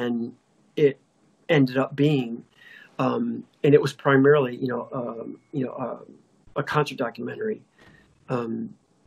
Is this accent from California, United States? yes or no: no; Detroit, Michigan, United States; Detroit's my hometown